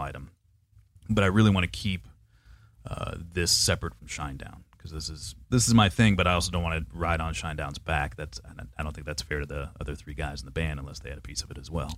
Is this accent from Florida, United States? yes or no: yes; Panama City, Florida, United States; born or raised there; now in Jacksonville, United States